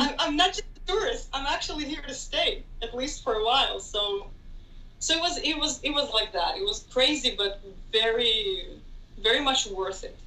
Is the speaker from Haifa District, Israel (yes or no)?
no; Tel Aviv, Tel Aviv District, Israel; moved away as an adult; now in Athens, Greece; I'm originally from Tel Aviv, we can say. Uh, I moved here to Athens when I was 24 years old